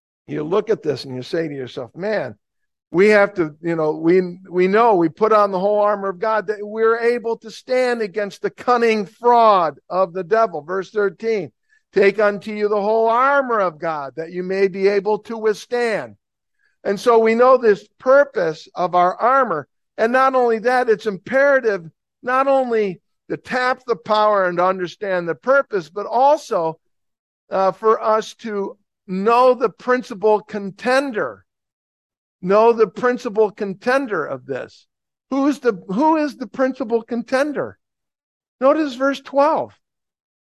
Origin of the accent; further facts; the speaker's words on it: Plainfield, New Jersey, United States; I'm from Plainfield, New Jersey